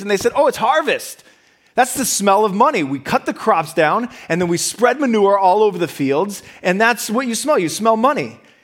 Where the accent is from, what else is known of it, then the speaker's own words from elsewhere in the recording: Midwest, United States; moved away as an adult; now in Boston, United States; I grew up in the Midwest and then I came here to Boston